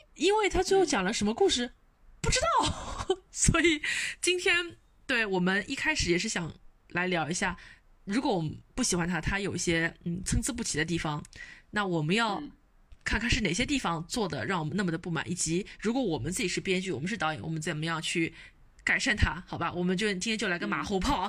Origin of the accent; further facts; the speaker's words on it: Shanghai, China; 我是一个土生土嗯。长的一个上海小孩儿